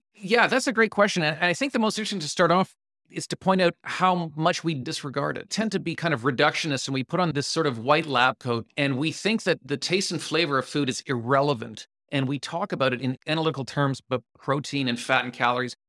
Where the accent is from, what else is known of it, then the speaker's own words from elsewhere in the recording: Canada; I'm Canadian